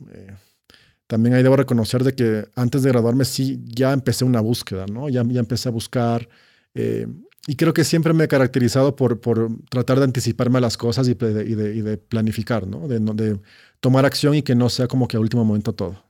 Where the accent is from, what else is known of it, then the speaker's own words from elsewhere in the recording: Quito, Pichincha, Ecuador; Sí, crecí en Quito. Eh, crecí en Quito.